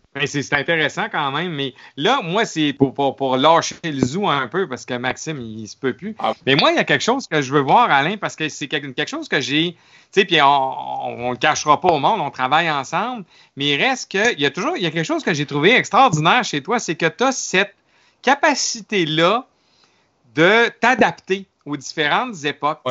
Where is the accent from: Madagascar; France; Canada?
Canada; Quebec City, Quebec; je viens de Québec